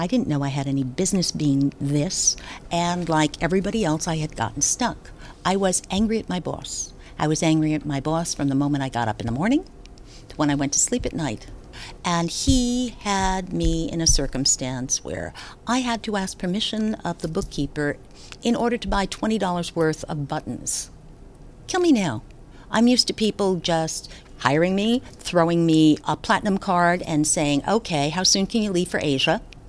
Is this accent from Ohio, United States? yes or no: no; Passaic, New Jersey, United States; I'm from Passaic, New Jersey.